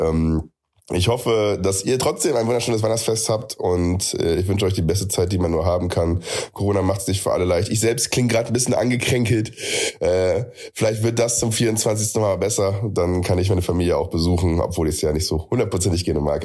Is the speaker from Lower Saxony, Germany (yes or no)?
yes; Friesland, Lower Saxony, Germany; now in Munich, Germany; Ich komme ursprünglich aus Friesland